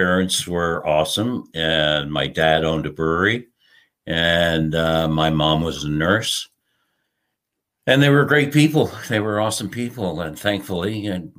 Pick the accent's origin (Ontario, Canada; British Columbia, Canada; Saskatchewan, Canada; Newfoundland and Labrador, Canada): Newfoundland and Labrador, Canada; St. John's; also born or lived in Jamaica / Colombia; I was born in St. John's, Newfoundland in Canada, which is where I am right now.